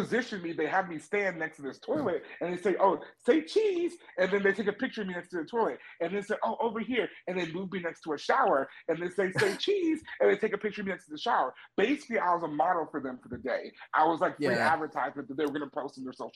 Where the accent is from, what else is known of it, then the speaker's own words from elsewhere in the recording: United States; moved away as an adult; also born or lived in China; I am an American teacher